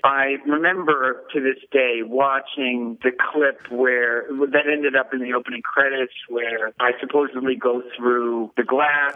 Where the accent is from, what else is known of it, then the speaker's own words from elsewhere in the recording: New York City, New York, United States; moved away; also born or lived in Los Angeles; I grew up in New York City